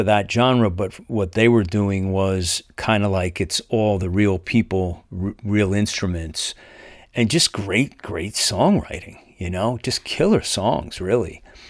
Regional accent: New Jersey, United States; moved away as an adult; now in Tennessee, United States; I'm originally from Jersey, but I moved to Tennessee a couple of years ago

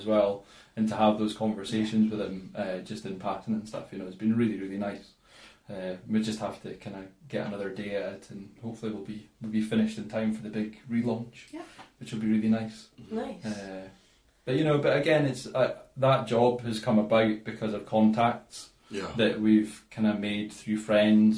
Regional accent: Aberdeen, Scotland, United Kingdom; I grew up in Maastricht, so Sherrixley was like my local sports centre

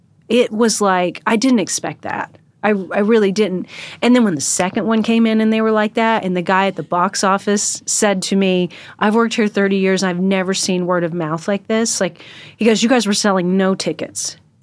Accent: Washington, United States; He's from Texas and I'm from Washington.

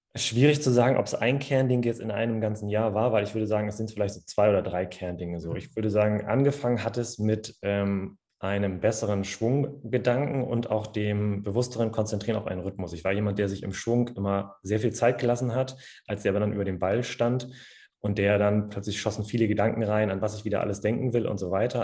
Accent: Cloppenburg, Lower Saxony, Germany; moved away as an adult; now in Hanover, Germany; komme gebürtig aus dem schönen Kloppenburg, kinderreichster Landkreis Deutschlands tatsächlich, in Niedersachsen.

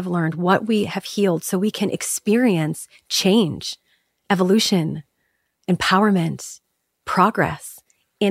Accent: Chicago, Illinois, United States; I grew up in Chicago. I grew up in the Midwest.

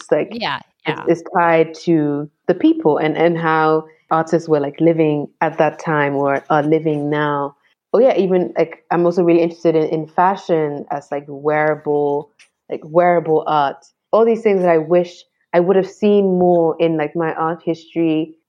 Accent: Ghana; especially sort of like being Ghanaian. And like if I was just understanding Ghana's art in terms of painting and sculpture, I would be missing so much.

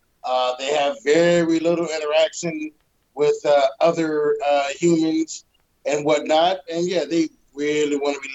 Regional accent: Detroit, Michigan, United States; moved away; also born or lived in Denver; I grew up in Detroit. I know what a cold winter is all about, living in there and living in Denver.

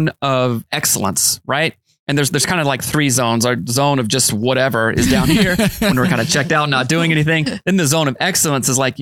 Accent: the South, United States; I'm from the South

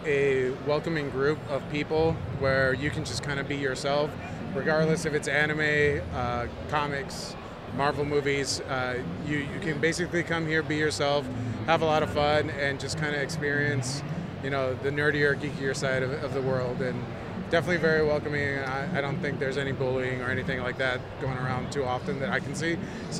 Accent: Bloomington, Illinois, United States; Bloomington, Illinois.

